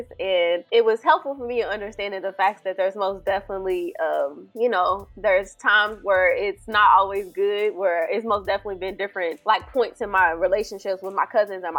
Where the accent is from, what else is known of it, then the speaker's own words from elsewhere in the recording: Louisville, Kentucky, United States; now in Inglewood, United States; originally from Louisville, Kentucky. I currently reside in Inglewood, California.